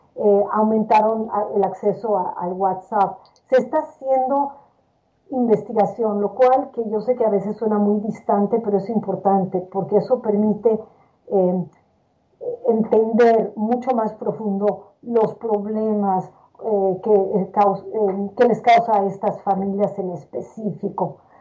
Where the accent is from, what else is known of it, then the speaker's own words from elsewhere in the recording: Mexico City, Mexico; moved away as an adult; also born or lived in New York / Miami / Michigan; now in Nashville, United States; yo nací en la Ciudad de México, donde estudié la carrera de medicina en la Universidad Autónoma de México